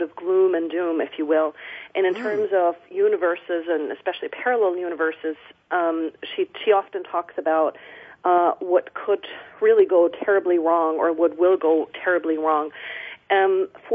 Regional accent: Germany; now in Olympia, United States; I'm originally from Germany

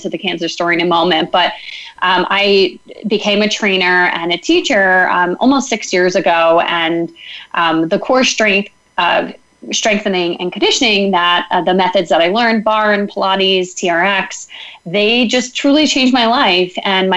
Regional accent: Northern Westchester, New York, United States; moved away as an adult; also born or lived in Philadelphia; I grew up in Northern Westchester, just about an hour north of the city

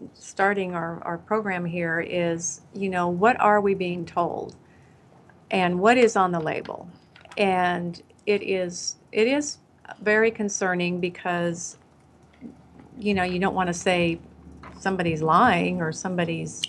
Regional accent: Iowa, United States; now in Texas, United States; I grew up in Iowa, and I grew up with five or four siblings, and we grew up on

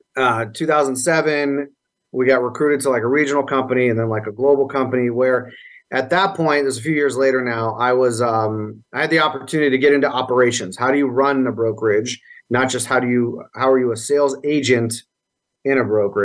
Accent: Las Vegas, Nevada, United States; I was born here in Las Vegas

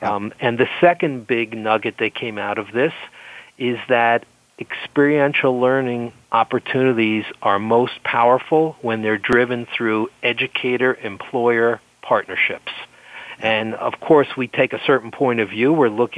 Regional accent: France; accent: French; English is a second language; European, French origin, as you can hear.

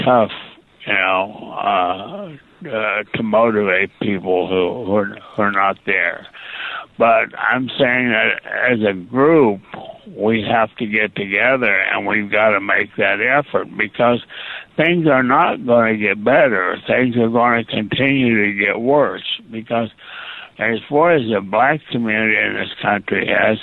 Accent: Eastern Kentucky, United States; I was born in Eastern Kentucky.

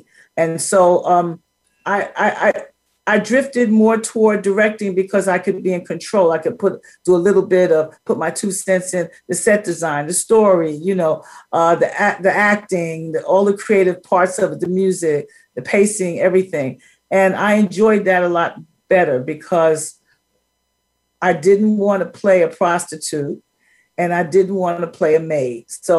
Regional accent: New York City, New York, United States; Born and raised in Harlem, you know, latchkey kid, stayed at the library at 5 o'clock with my brother every day till my mother could pick us up.

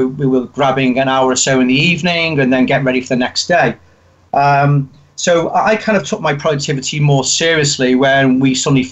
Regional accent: Liverpool, North West England, United Kingdom; accent: Liverpool; I grew up in Liverpool

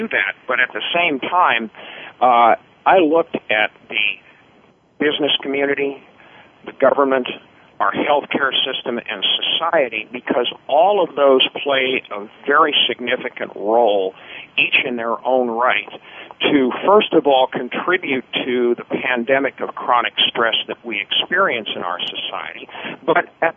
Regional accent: New York City, New York, United States; I grew up in the New York City area, one of the highest stress environments in the country

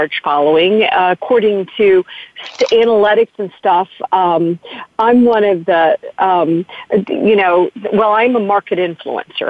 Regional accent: United States; I'm very proud as an American

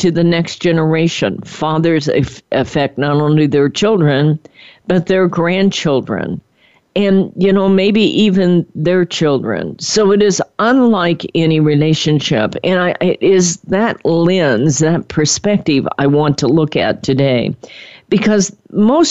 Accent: Midwest, United States; moved away; I was born in the Midwest.

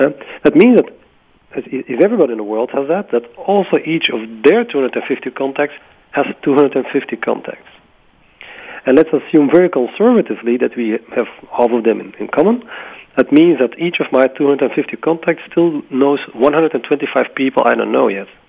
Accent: Belgium; in Belgium, my home country

